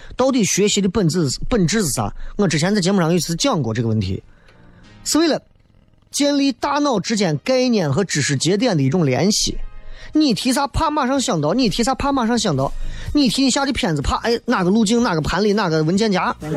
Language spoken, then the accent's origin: Chinese; Xi'an, Shaanxi, China